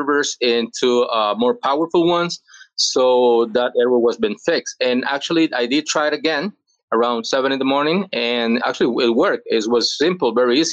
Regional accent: El Salvador; English is a second language; I'm from El Salvador. I've been living here all my life

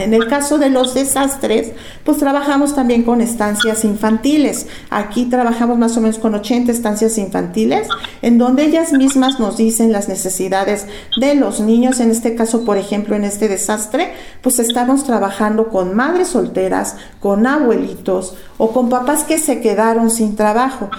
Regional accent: Mexico

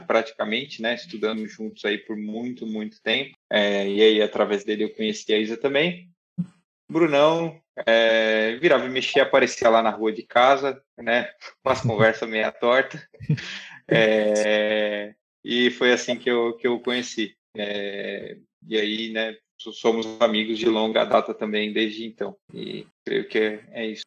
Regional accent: Francisco Morato, São Paulo, Brazil; fui criado em Francisco Morato

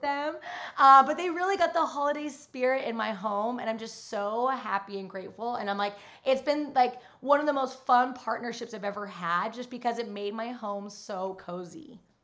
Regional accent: Utah, United States; moved away; I grew up in Utah

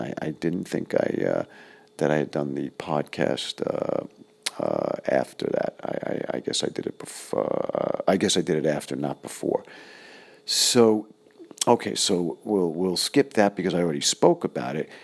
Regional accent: New York City, New York, United States; moved away; I was originally from Flushing, Fresh Meadows, Queens.

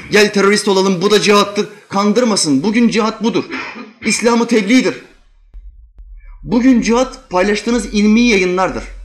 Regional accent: Albania; Çünkü en çok Arnavut milletinin düzelmesini ben isterim. Çünkü ben Arnavutum. En çok kendi milletimi yererim.

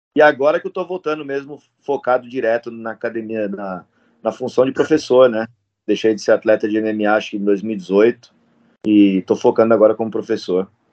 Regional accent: Indaiatuba, São Paulo, Brazil; moved away as an adult; also born or lived in South Korea; now in Australia; eu, e o Raoni somos de Dayatuba

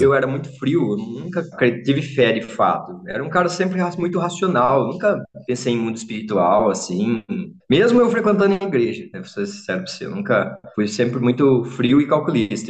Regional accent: Limeira, São Paulo, Brazil; sou de Limeira

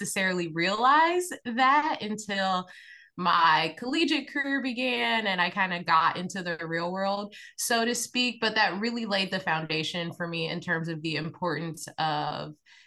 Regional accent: Indiana, United States; grew up in Indiana, grew up in a basketball family.

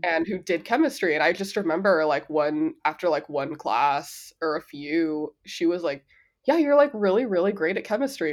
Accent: Los Angeles, California, United States; first language Spanish; English is a second language; moved away; I grew up in South Central, East L

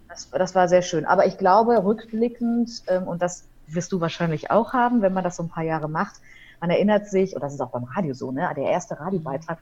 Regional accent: Hamm, North Rhine-Westphalia, Germany; also born or lived in Aachen; now in Dortmund, Germany; Und als ich sieben war, bin ich im Ruhrgebiet gelandet, in der Nähe von Dortmund in Hamm.

